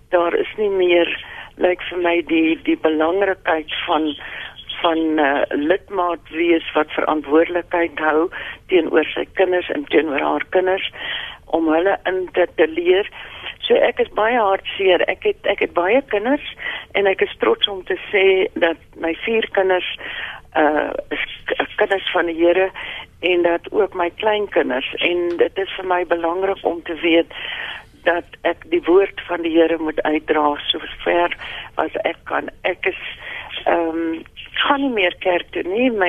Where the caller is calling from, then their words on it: Pretoria, Gauteng, South Africa; Ja, dit is … ek is van Pretoria, ek is 81 jaar oud.